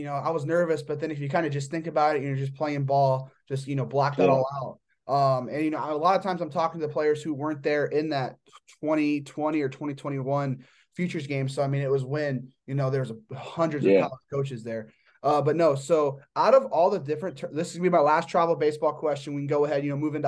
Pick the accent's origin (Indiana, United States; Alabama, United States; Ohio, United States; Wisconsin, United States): Indiana, United States; Northeast; I'm from Northeast Indiana